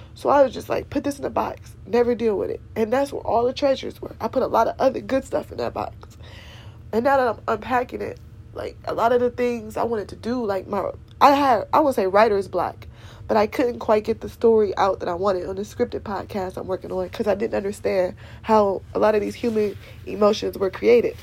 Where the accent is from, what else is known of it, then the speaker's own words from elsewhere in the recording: Cleveland, Ohio, United States; I'm from Cleveland, Ohio